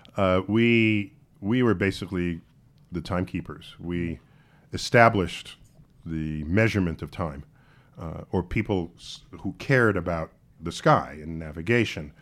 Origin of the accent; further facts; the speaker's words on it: New York City, New York, United States; I grew up in New York City.